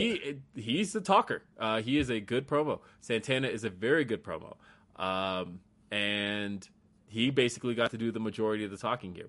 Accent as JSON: {"language": "English", "region": "Colorado", "country": "United States", "also_born_or_lived": "California", "said": "I'm from Colorado."}